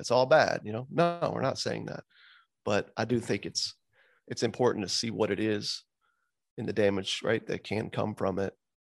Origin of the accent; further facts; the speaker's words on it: the South, United States; So it's a hard name, man. I'm from the South.